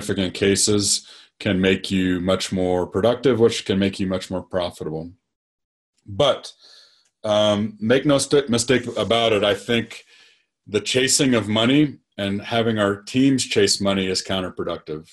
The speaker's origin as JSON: {"language": "English", "region": "Nebraska", "country": "United States", "tie": "born or raised there", "said": "I grew up in Nebraska"}